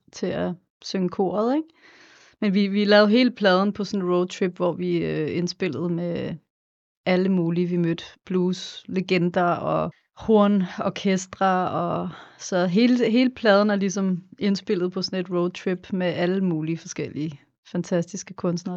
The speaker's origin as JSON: {"language": "Danish", "town": "Copenhagen", "region": "Capital Region of Denmark", "country": "Denmark", "tie": "born or raised there", "also_born_or_lived": "Los Angeles, United States / New York, United States", "moved": "as an adult", "said": "derhjemme i København, i Sydhavnen"}